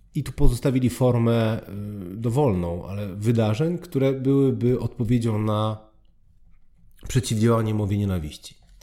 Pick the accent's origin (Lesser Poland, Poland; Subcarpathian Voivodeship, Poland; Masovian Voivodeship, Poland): Lesser Poland, Poland; Oświęcim; pochodzę z Oświęcimia